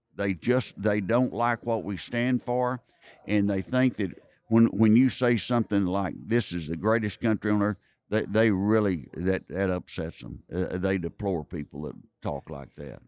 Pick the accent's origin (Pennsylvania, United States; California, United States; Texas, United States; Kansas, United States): Texas, United States; I'm from Texas